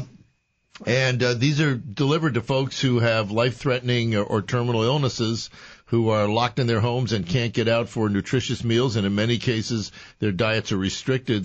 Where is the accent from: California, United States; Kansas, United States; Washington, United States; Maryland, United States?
Maryland, United States; Montgomery County; I was raised in Montgomery County. I've been there forever